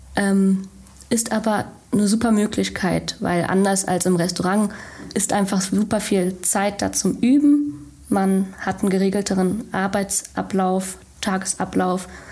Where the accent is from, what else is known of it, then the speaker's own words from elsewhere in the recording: Frankfurt, Germany; moved away as an adult; now in Bochum, Germany; komme ursprünglich aus Frankfurt und lebe jetzt seit der Ausbildung in Bochum